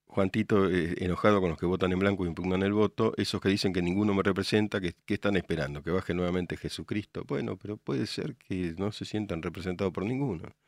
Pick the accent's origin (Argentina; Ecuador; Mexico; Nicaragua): Argentina; Morón, Buenos Aires Province; yo nací en Morón